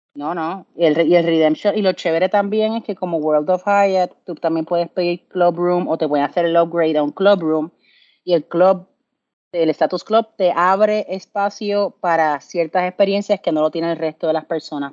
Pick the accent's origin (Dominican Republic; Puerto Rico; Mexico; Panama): Puerto Rico; de Puerto Rico